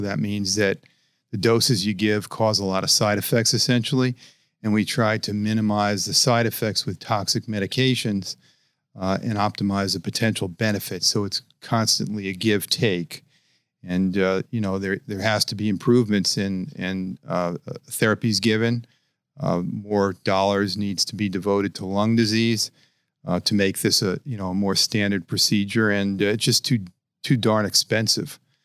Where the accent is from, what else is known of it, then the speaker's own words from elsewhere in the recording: New York City, New York, United States; moved away as an adult; I was born in New York, in Brooklyn, and um, you know I, I, left 30 years ago to learn transplant.